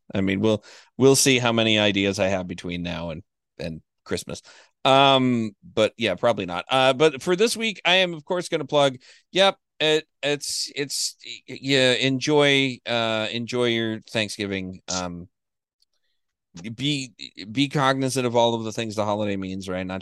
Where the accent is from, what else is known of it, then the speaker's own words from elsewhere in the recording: Florida, United States; I was born in Florida